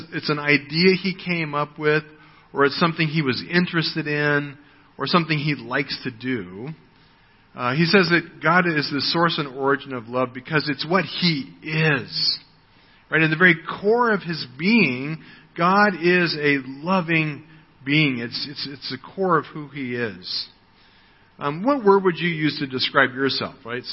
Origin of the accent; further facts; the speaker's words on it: United States; moved away; I am an American. That's my ethnic background. It's where I was born